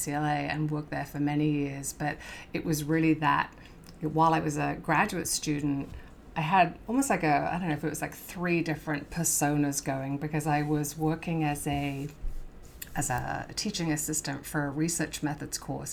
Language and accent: English; Worcestershire, West Midlands, United Kingdom; moved away as an adult; now in California, United States; I grew up in England in the Worcestershire area.